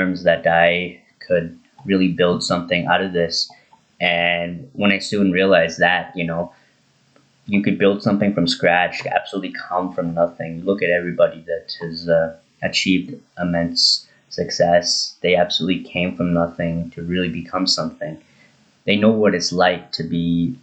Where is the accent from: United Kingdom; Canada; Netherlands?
Canada; Drayton Valley, Alberta; my local paper in Drayton Valley, my hometown